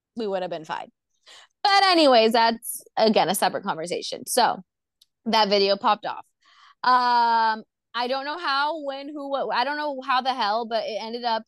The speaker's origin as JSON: {"language": "English", "town": "Orlando", "region": "Florida", "country": "United States", "said": "I'm from Orlando, Florida"}